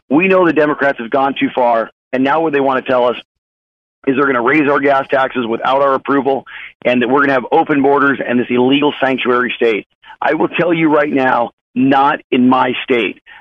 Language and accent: English; Chula Vista, California, United States; also born or lived in San Diego; now in Huntington Beach, United States; I was born in California, raised right here. Born in San Diego, raised about five minutes from the border in a little town called Chula Vista.